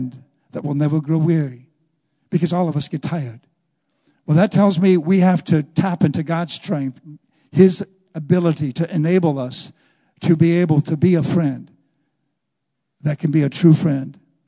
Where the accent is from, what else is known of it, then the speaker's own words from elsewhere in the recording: Wisconsin, United States; moved away as an adult; I'm from Wisconsin.